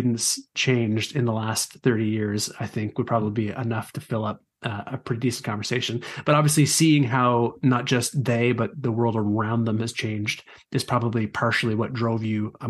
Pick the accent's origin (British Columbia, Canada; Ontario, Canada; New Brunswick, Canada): New Brunswick, Canada; Moncton; Moncton, New Brunswick, Canada, my hometown.